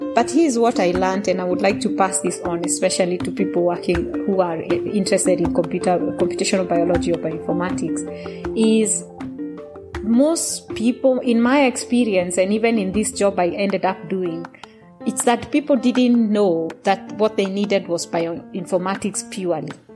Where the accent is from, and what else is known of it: Kenya; English is a second language; moved away as an adult; now in Sweden